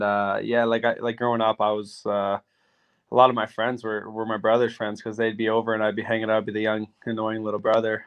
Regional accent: Roblin, Manitoba, Canada; also born or lived in Yorkton, Saskatchewan; I was born in York in Saskatchewan, but I grew up in a tiny town called Roblin, and it's in Manitoba.

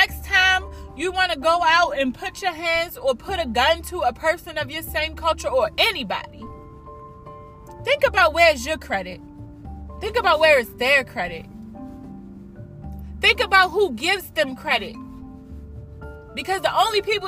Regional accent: United States; We are American. We are American. Period. We live in the United States

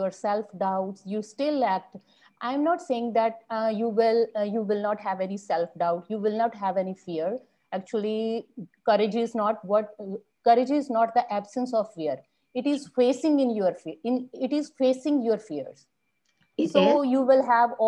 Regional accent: Bacolod, Negros Island Region, Philippines; Bacolod city. That is the city I belong to. I live here. That is my hometown

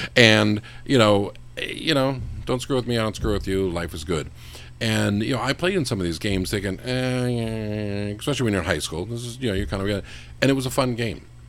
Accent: West Coast, United States; I grew up in the West Coast

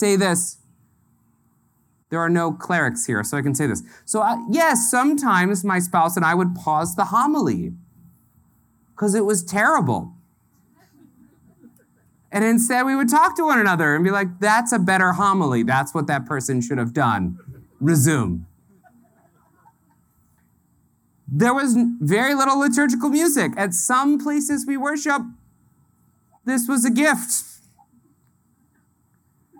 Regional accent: the South, United States; now in Indiana, United States; I grew up in the South

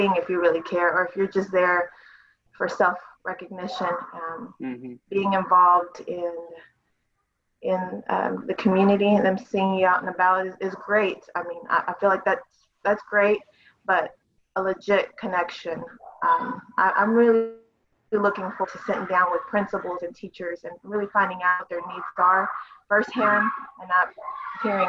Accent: Waco, Texas, United States; also born or lived in Miami, Florida; Raised in Waco. I've been here all my life.

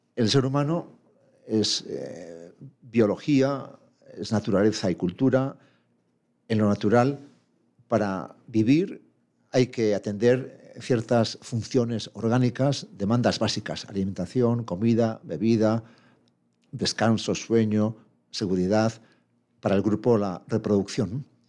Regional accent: Madrid, Community of Madrid, Spain; moved away as an adult; now in Pamplona, Spain; De nacimiento soy madrileño, fui a Pamplona a estudiar la carrera y ya me quedé allí como docente

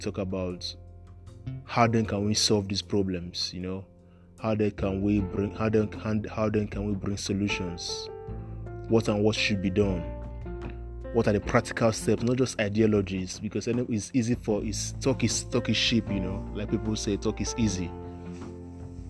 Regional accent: Nigeria; accent: Nigerian; moved away as an adult; now in United Kingdom; I grew up in Africa, I grew up in Nigeria, and I left Nigeria only when I was 19 to come over to the UK.

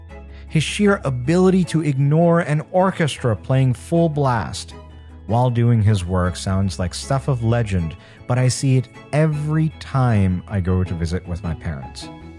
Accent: India; Growing up in India, you're forced to work hard and develop a good work ethic because there are a billion people, literally over a billion now, who are working harder to have the same life as you.

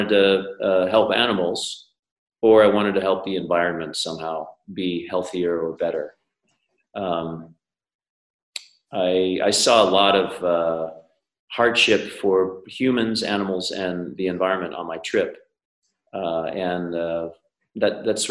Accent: Colorado, United States; I'm from the US. I grew up in Colorado, long hair, dirty face mountain kid way back when

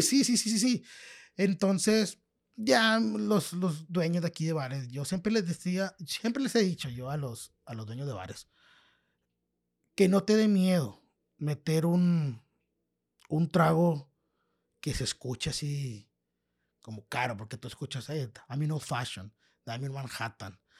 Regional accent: Piedras Negras, Coahuila, Mexico; first language Spanish; also born or lived in Los Angeles, California / Eagle Pass, Texas / Laredo, Texas / San Francisco; nací en Los Ángeles, California. Hace, en, a los, al año de nacido me trajeron para Piedras Negras. Ajá. Y estuve aquí estudiando en Piedras Negras

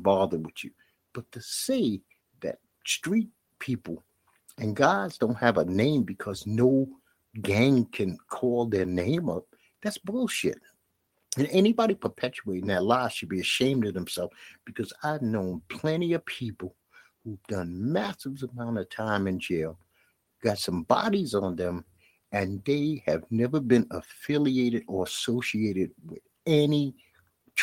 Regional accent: New York City, New York, United States; I come from Bed-Stuy, Brooklyn

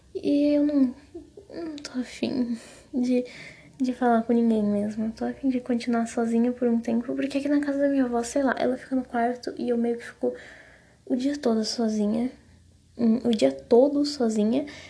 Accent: Paraná, Brazil; now in São Paulo, Brazil; lá na minha cidade, lá no Paraná, onde na cidade que eu moro, que é fica no interior minha cidade, né? Fica na fica perto de Santa Catarina, mas é tipo divisa de Paraná com Santa Catarina

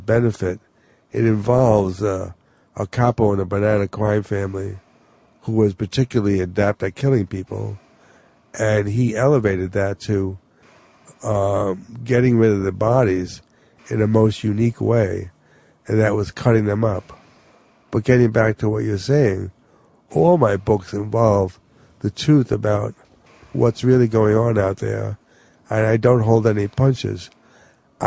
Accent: New York City, New York, United States; exactly where I come from.

